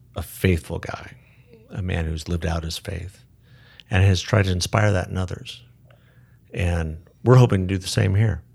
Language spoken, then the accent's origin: English; Tucson, Arizona, United States; also born or lived in Phoenix, Arizona / Southern California; I grew up in Tucson